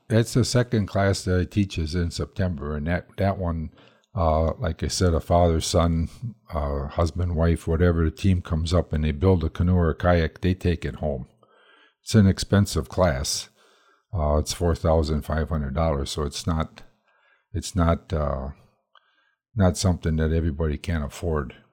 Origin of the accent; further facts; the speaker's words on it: Madison, Wisconsin, United States; we're from Madison, Wisconsin